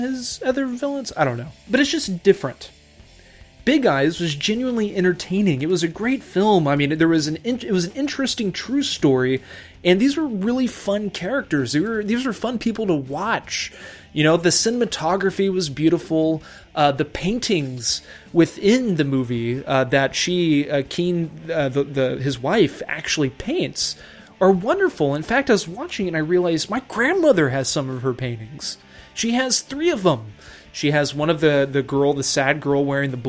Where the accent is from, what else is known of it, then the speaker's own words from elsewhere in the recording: Texas, United States; whenever I was a young lad growing up in Texas